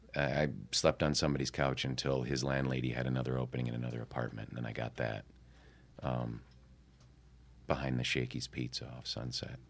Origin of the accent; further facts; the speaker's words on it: Midwest, United States; moved away as an adult; also born or lived in New York; I was from the Midwest